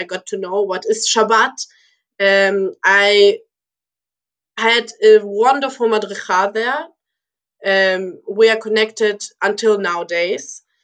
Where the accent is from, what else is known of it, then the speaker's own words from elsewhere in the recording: Lübeck, Schleswig-Holstein, Germany; also born or lived in Moscow, Russia; we came to Germany, to Lübeck. It's my hometown in Germany